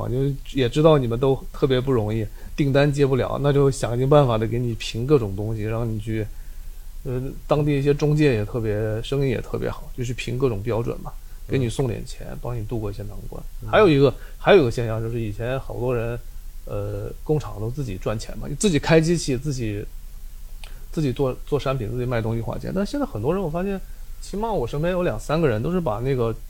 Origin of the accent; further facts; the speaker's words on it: Wenzhou, Zhejiang, China; 因为我们是温州那边